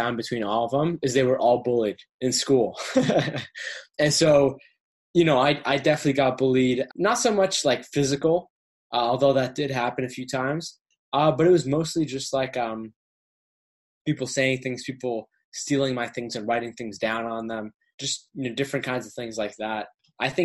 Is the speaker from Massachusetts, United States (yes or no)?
yes; Westminster, Massachusetts, United States; also born or lived in Boston, Massachusetts / Cambridge, Massachusetts; So, I was born in Boston, Cambridge, Massachusetts, capital of the state. Ended up moving to a smaller town called Westminster out in Western Massachusetts